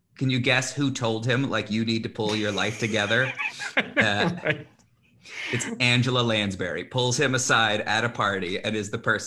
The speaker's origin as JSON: {"language": "English", "town": "Mesa", "region": "Arizona", "country": "United States", "tie": "born or raised there", "also_born_or_lived": "Massachusetts", "moved": "yes", "lives_now": "Phoenix, United States", "said": "I grew up in Mesa."}